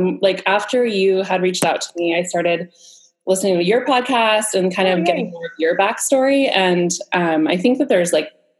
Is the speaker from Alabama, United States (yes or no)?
no; Southern California, United States; I grew up in Southern California and I went to school at San Diego State University.